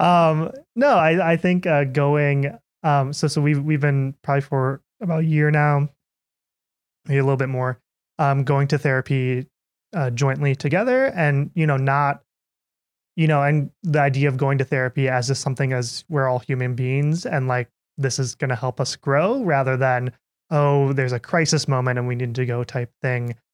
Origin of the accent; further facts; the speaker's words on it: Minnesota, United States; moved away; I'm from Minnesota.